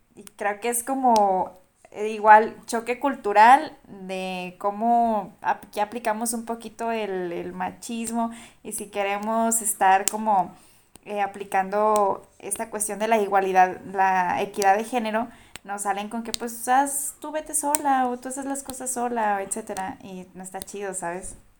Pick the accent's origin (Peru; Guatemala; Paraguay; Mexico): Mexico; Durango; yo soy de Durango, yo soy de Durango